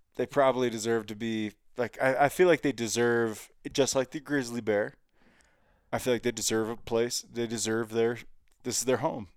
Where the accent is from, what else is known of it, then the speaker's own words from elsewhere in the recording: Cincinnati, Ohio, United States; now in Montana, United States; I grew up in Cincinnati.